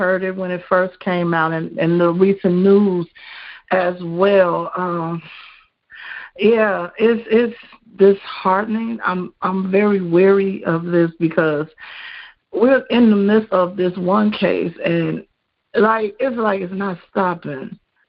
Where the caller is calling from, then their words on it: Chicago, Illinois, United States; I'm from Chicago.